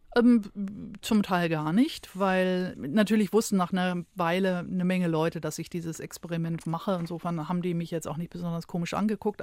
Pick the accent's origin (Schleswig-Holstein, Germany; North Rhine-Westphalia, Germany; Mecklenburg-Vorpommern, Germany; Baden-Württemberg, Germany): Schleswig-Holstein, Germany; moved away; also born or lived in Hamburg; Also ich bin geboren in Schleswig-Holstein, jetzt bin ich wieder in Schleswig-Holstein gelandet